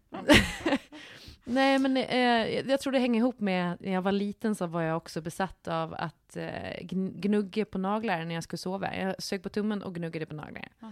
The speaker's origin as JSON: {"language": "Swedish", "region": "Gotland", "country": "Sweden", "moved": "yes", "said": "När jag är hemma på Gotland"}